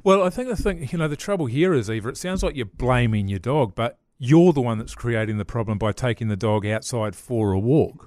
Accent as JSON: {"language": "English", "town": "Levin", "region": "Manawatū-Whanganui", "country": "New Zealand", "tie": "born or raised there", "said": "when I was growing up in Levin"}